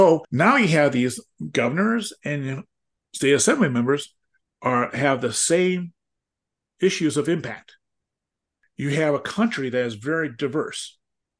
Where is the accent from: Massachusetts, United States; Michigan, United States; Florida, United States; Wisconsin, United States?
Wisconsin, United States; my home state is Wisconsin